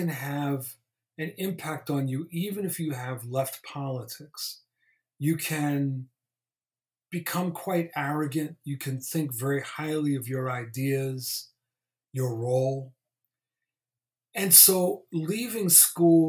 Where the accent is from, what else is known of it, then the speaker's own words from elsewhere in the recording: Mount Vernon, New York, United States; I'm originally from New York and grew up in New York and in a suburb of New York called Mount Vernon